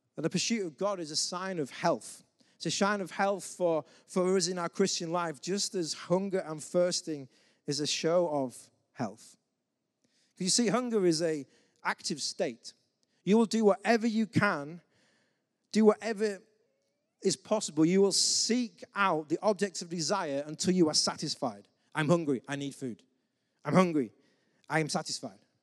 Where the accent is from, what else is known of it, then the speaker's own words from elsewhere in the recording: England, United Kingdom; as the English man